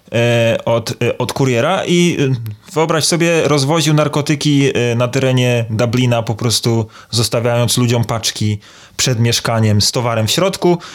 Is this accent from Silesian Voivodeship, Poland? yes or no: no; Toruń, Kuyavian-Pomeranian Voivodeship, Poland; jestem z Torunia